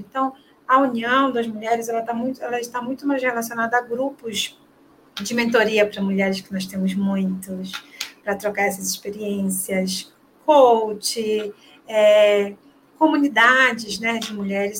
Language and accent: Portuguese; Belém, Pará, Brazil; Eu sou paraense, né? Sou de Belém do Pará